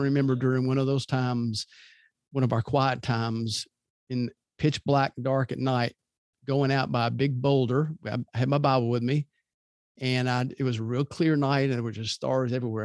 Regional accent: Louisville, Kentucky, United States; now in Birmingham, United States; I grew up in Louisville, and I love that city.

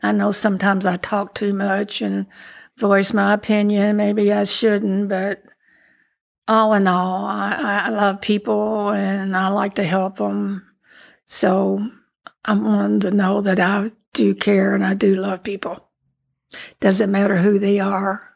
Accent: Louisville, Kentucky, United States; also born or lived in Danville, Kentucky; when I was two, we came to Louisville, and I've been here ever since.

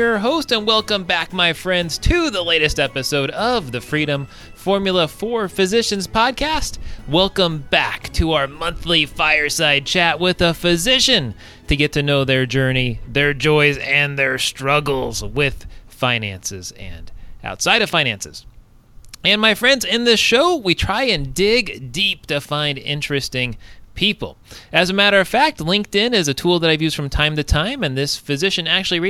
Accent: Southern California, United States; moved away; Southern California, my hometown originally.

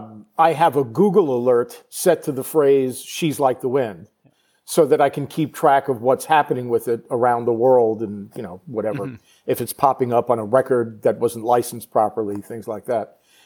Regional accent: Long Island, New York, United States; I'm from Long Island, New York, right, originally.

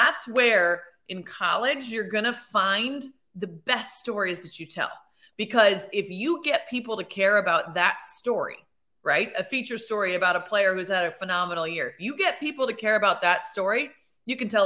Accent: Bloomington, Indiana, United States; I grew up in Bloomington, Indiana.

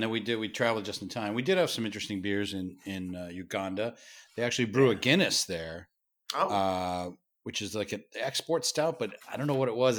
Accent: Massachusetts, United States; now in New York, United States; from Massachusetts as well, uh, my home state

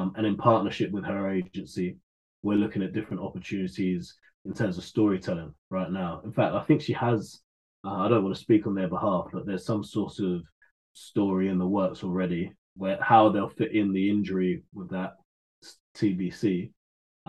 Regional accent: London, United Kingdom; I'm a Londoner.

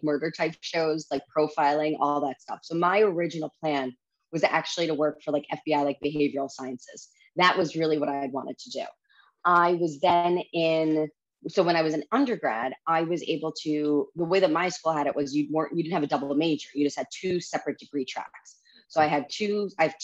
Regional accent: New York, United States; also born or lived in Washington, D.C.; I'm a native New Yorker

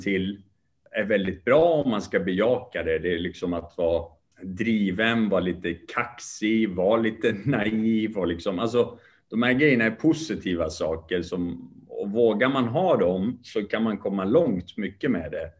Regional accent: Sweden; born or raised there; also born or lived in Kurdish part of Iran

